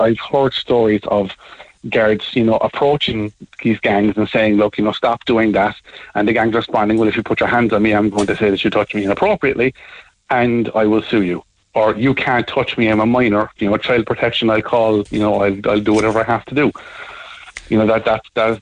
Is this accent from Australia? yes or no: no; Crosshaven, Munster, Ireland; I'm from Crosshaven